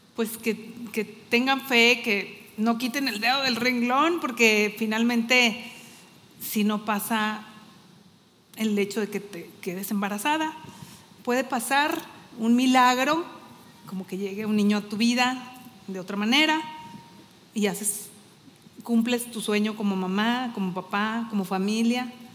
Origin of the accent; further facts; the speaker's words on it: Torreón, Coahuila, Mexico; moved away as an adult; now in Saltillo, Mexico; somos de Torreón, mi esposo y yo, y tenemos aquí viviendo en Saltillo, pues, lo que tenemos de casados, casi 27 años, ya somos más zaraperos que laguneros